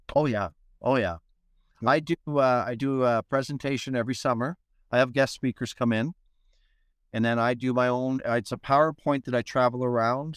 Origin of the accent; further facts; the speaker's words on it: Edmonton, Alberta, Canada; moved away; I was in Edmonton, my hometown